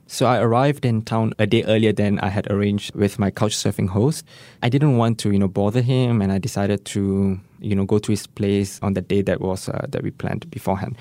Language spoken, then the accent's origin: English; Singapore